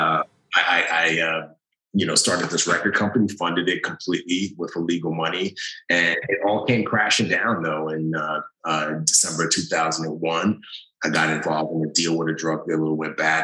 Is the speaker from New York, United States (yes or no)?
yes; New York City, New York, United States; moved away as an adult; growing up in the Bronx